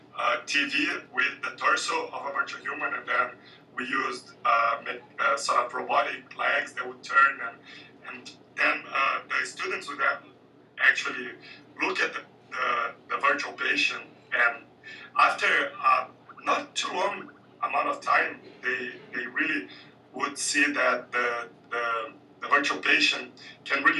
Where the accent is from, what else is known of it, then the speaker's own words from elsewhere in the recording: Brazil; I'm from Brazil, and I'm a minority